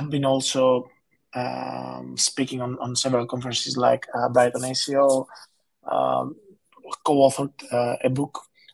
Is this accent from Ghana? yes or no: no; Greece; now in London, United Kingdom; I'm from Greece originally. I live in London